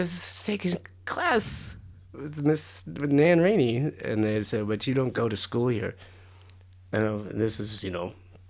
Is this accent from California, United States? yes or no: yes; San Diego, California, United States; born there; I was born in San Diego.